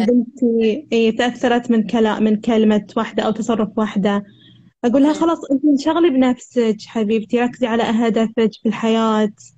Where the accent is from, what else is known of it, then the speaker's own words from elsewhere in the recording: Al-Ahsa, Eastern Province, Saudi Arabia; السعودية الحسا